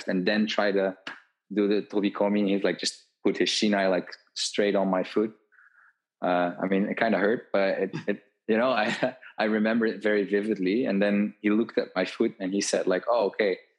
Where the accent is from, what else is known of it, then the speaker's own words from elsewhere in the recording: Tilburg, North Brabant, Netherlands; also born or lived in Japan; I went back to the south of the Netherlands, to my hometown